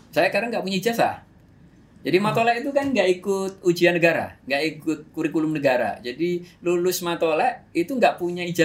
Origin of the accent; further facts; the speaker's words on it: Yogyakarta, Special Region of Yogyakarta, Indonesia; baru saya cerita kalau saya dari Jogja, saya daftar daftar uh, YYN.